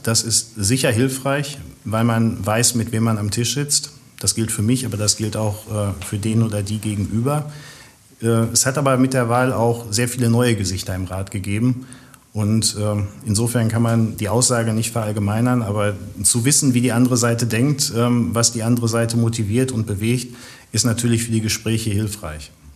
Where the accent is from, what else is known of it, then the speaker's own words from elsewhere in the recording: Witten, North Rhine-Westphalia, Germany; ich bin ein Kind des Marienhospitals, wie viele andere auch. Und ähm, bis auf neun Monate, wo ich mich mal äh, ganz kurzfristig nach Hattingen verabschiedet habe vor vielen Jahren, ähm, bin ich immer in Witten auch wohnhaft gewesen